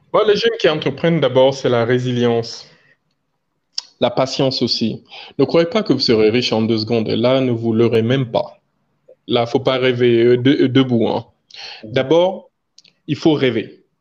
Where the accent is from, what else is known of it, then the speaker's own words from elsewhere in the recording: Guinea; chez nous en Guinée